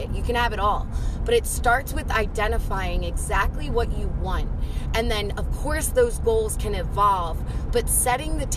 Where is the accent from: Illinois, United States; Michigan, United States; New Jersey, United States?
New Jersey, United States; my experience playing ball, growing up in South Jersey and continuing to play ball collegiately in Jersey